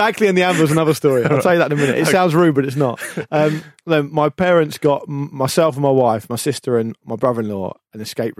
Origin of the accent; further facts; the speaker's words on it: Gosport, South East England, United Kingdom; moved away; also born or lived in Portsmouth; Because I'm from Portsmouth, but I grew up in Gosport